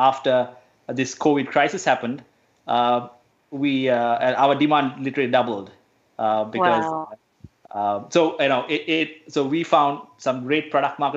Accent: Sri Lanka; now in Australia; I'm originally from Sri Lanka

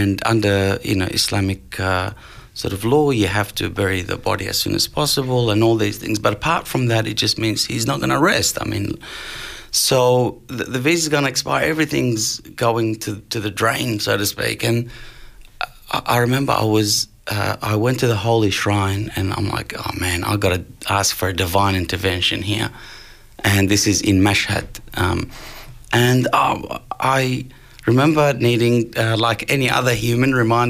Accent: Brunswick, Victoria, Australia; growing up in Brunswick

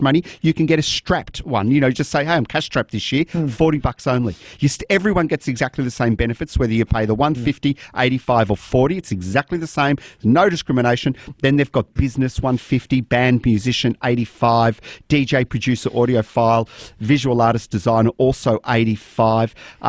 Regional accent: Melbourne, Victoria, Australia; I grew up in La Mama

